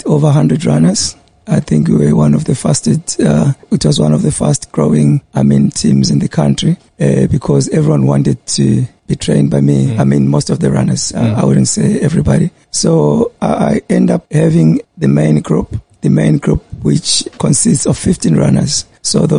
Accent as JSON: {"language": "English", "region": "Bulawayo", "country": "Zimbabwe", "tie": "born or raised there", "also_born_or_lived": "Pretoria", "moved": "as an adult", "lives_now": "Durban, South Africa", "said": "I was born in Bulawayo, 1982, and I moved up here in 2004."}